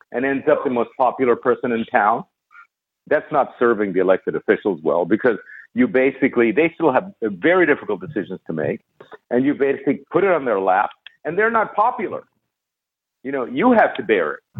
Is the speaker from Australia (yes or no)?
no; Barcelona, Catalonia, Spain; You know, I was kind of stateless. I was from Barcelona.